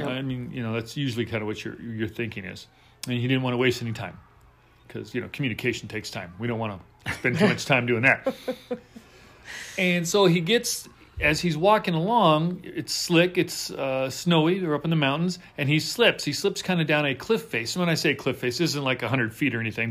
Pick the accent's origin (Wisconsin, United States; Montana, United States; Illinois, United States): Montana, United States; moved away as an adult; also born or lived in Texas; growing up in Montana